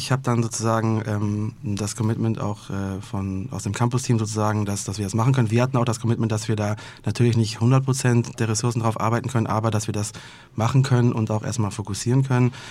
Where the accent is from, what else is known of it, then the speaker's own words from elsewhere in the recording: Remagen, Rhineland-Palatinate, Germany; Ja, ich bin Rheinländer, im Herzen und auch wirklich. Also äh, ich komme aus dem kleinen Städtchen Remagen, bin da relativ schnell hingezogen, also habe dann da über 20 Jahre gewohnt.